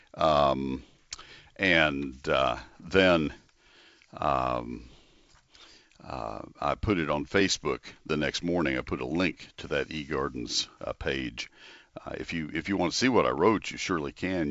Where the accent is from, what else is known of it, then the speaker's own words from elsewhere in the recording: Texas, United States; also born or lived in Ohio; I grew up in Texas, and I've lived back in Texas now since nineteen seventy